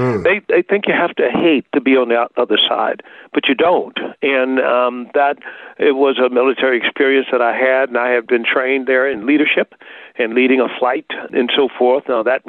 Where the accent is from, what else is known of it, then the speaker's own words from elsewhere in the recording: Tuskegee, Alabama, United States; And so the legacy of that was very present in the Tuskegee area. And so Tuskegee itself, small town, but had a big legacy.